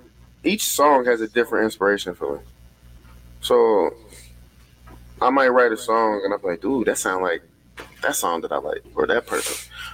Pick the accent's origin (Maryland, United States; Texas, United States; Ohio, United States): Ohio, United States; Cincinnati; Andrew, I'm not from the hood. I'm from College Hill.